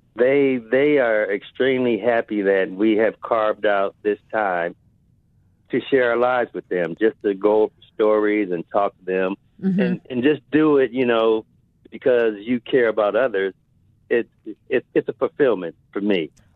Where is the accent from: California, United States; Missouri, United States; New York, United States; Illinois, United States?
California, United States; Compton; also born or lived in Indianapolis; now in Seattle, United States; I grew up in Compton